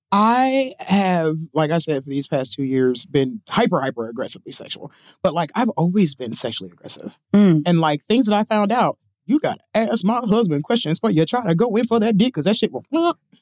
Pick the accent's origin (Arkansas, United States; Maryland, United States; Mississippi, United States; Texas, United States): Mississippi, United States; moved away as an adult; also born or lived in Chicago; I'm from Mississippi